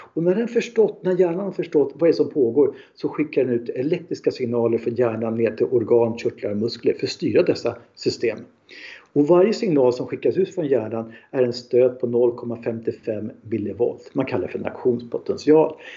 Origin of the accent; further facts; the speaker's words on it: Stockholm, Stockholm County, Sweden; Jag är en man från Stockholm